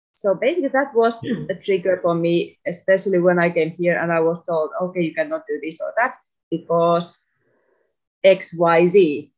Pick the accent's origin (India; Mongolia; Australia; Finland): Finland; moved away as an adult; now in Tunisia; my home country